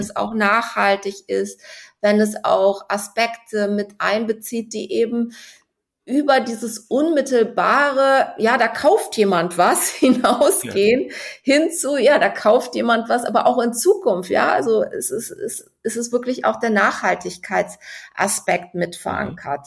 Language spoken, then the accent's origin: German; Cologne, North Rhine-Westphalia, Germany; now in Hamburg, Germany; bin eine gebürtige Kölnerin